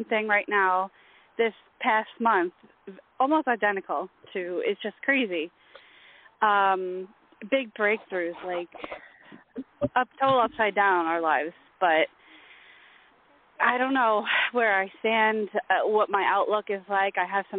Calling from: New York, United States; from New York.

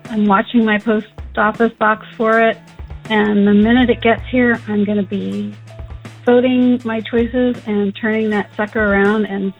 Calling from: Portland, Oregon, United States; calling from outside of Portland, Oregon.

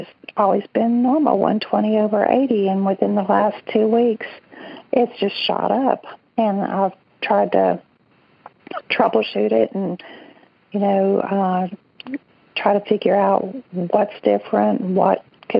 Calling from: Birmingham, Alabama, United States; I'm calling from Birmingham also.

